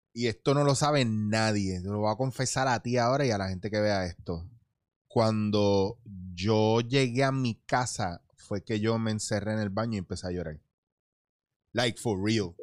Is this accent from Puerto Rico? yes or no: yes; Puerto Rico; moved away as an adult; also born or lived in The Bronx, New York, United States / Barcelona, Spain; yo nací en Nueva York, me traen para Puerto Rico